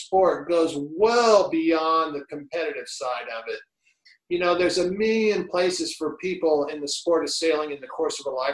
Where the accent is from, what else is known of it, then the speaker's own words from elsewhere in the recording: Miami, Florida, United States; Growing up in Coconut Grove, Miami, in the 70s